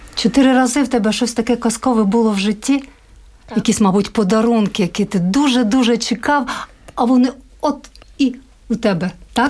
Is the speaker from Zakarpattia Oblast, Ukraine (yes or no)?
yes; Zakarpattia Oblast, Ukraine; now in Latvia; Я з Закарпаття